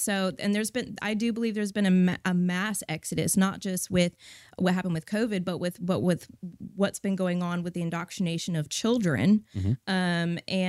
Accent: California, United States; moved away as an adult; I grew up in Northern California, moved to Texas in 2010.

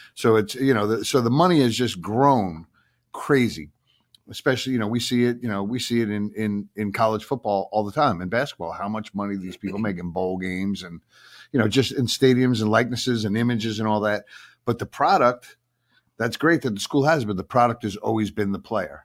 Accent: Long Island, New York, United States; I'm from Long Island.

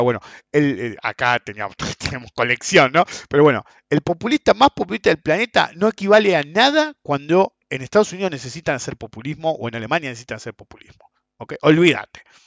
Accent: Argentina; also born or lived in United States; los países como nosotros, Argentina

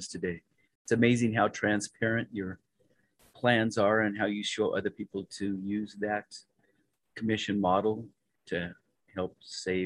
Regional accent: Western Slope, Colorado, United States; I was born in the Western Slope over there, and it was a great little place.

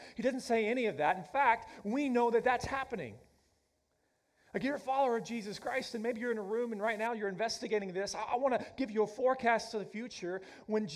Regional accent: Oklahoma, United States; moved away as an adult; I grew up in Oklahoma

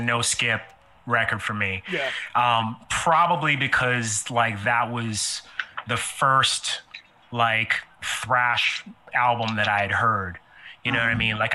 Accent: Florida, United States; I'm from Florida

